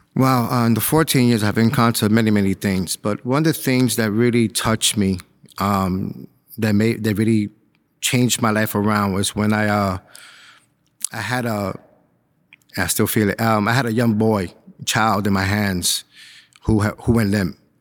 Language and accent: English; New York City, New York, United States; moved away as an adult; now in Suffolk County, United States; I grew up in Spanish Harlem